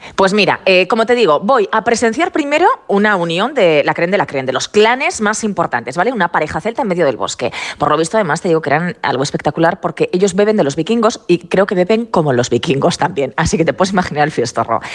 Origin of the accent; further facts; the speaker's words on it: Aragon, Spain; Yo no soy celta, soy maña